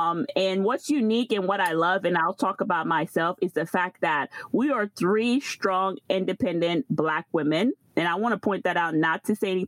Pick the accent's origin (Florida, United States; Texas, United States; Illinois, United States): Florida, United States; So I am from Florida. So most of the times you could say, like, you know, if you know the Haitian culture, like the East Coast, but mostly there's a lot of presence in New York. Miami has a little Haiti. I'm from Florida.